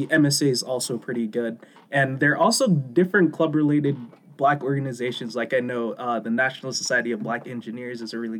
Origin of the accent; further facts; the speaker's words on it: Jamaica; No, I can definitely say I agree, because I'm Jamaican. I'm not African-American, but I am a part of the Black community